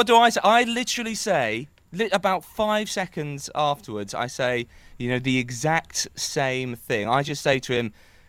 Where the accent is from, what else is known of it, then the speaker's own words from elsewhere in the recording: Liverpool, North West England, United Kingdom; accent: Liverpool; And I'm a massive Liverpool fan. You can tell by my accent.